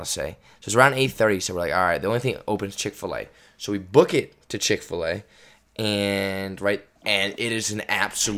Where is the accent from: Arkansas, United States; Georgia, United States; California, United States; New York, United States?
California, United States; we're from California